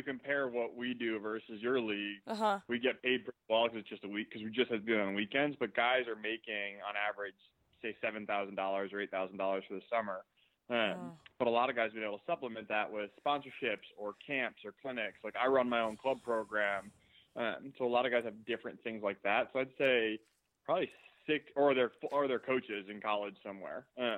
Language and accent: English; Long Island, New York, United States; moved away; I grew up in New York. So look, I was right on Long Island in a lacrosse hotbed